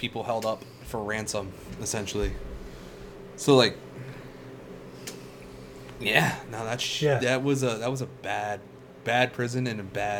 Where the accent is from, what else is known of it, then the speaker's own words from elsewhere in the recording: Philadelphia, Pennsylvania, United States; I am from Mount Si, Philadelphia.